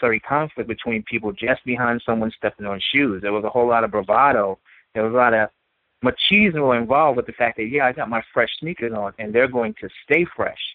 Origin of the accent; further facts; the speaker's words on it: New York City, New York, United States; being someone who is born and raised in Brooklyn and seeing how Brooklyn has changed